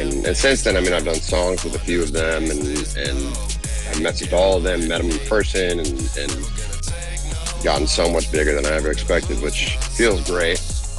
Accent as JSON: {"language": "English", "country": "Philippines", "said": "And now it's like, yeah, I'm Filipino, baby. Like, what's up? So it's cool, you know. So Filipino."}